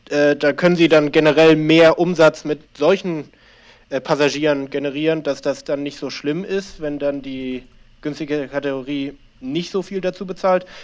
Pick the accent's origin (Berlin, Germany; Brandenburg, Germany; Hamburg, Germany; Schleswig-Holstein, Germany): Hamburg, Germany; Ich äh, wohne in Hamburg schon seit etlichen Jahren, bin zwar halb Argentinier, aber hauptsächlich habe ich mein Leben in, in Hamburg verbracht.